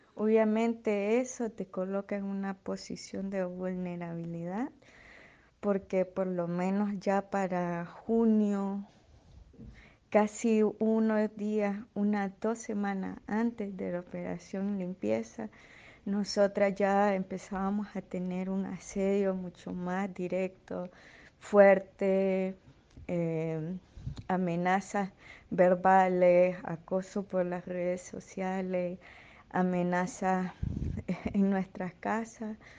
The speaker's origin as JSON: {"language": "Spanish", "region": "Estelí", "country": "Nicaragua", "moved": "yes", "said": "de estelí eh, tengo 26 años"}